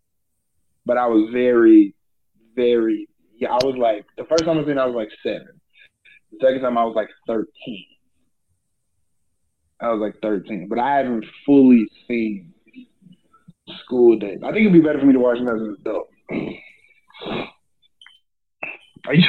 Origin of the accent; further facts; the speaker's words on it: Port Arthur, Texas, United States; I'm from Port Arthur